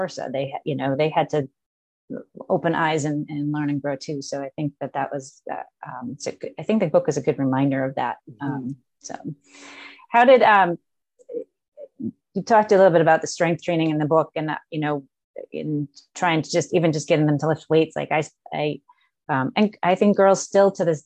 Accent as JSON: {"language": "English", "country": "United States", "said": "where do we Americans fit in the world"}